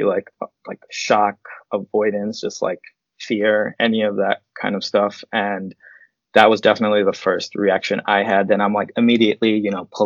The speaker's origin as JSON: {"language": "English", "town": "New York City", "region": "New York", "country": "United States", "tie": "born or raised there", "said": "we grew up in Queens."}